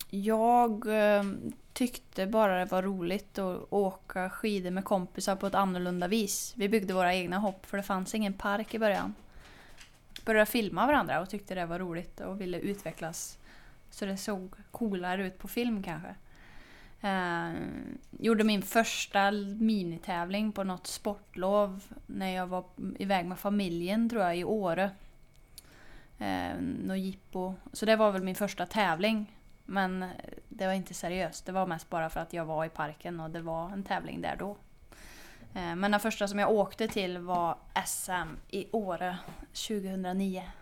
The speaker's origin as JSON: {"language": "Swedish", "town": "Torsby", "region": "Värmland", "country": "Sweden", "said": "Jag är en skidtjej från Torsby"}